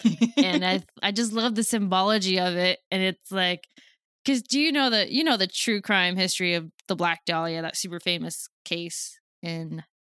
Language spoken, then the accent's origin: English; San Diego, California, United States; I grew up in San Diego.